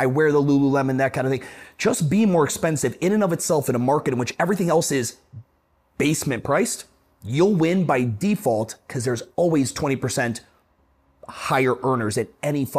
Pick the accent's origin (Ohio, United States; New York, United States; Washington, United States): Ohio, United States; Cleveland; now in Charlotte, United States; I'm from Cleveland, Ohio, right?